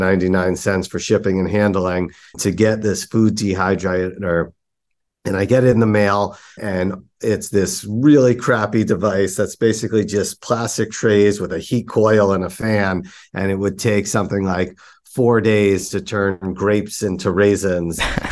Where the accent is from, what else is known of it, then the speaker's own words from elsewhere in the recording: New York, United States; growing up in New York, I feel like you're just surrounded by energy and entrepreneurship just seems to be in all places.